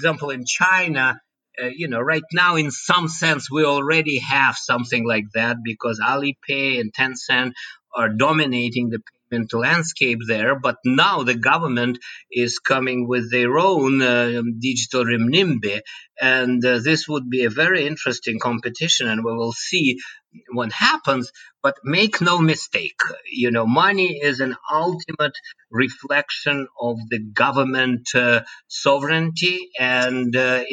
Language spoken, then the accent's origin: English; Moscow, Russia; moved away; I was born and bred in Moscow